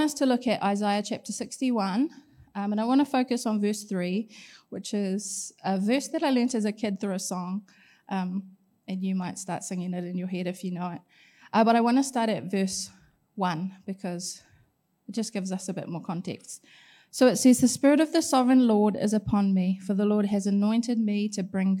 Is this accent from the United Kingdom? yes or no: no; Gisborne, New Zealand; moved away; I grew up in Gisborne.